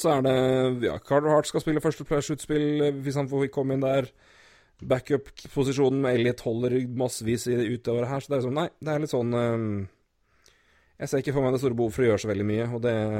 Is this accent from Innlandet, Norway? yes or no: yes; Elverum, Innlandet, Norway; Vi er jo begge fra Elverum